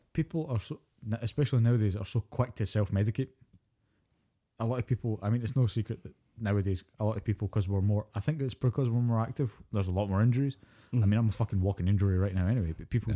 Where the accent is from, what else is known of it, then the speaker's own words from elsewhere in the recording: Scotland, United Kingdom; I'm Scottish.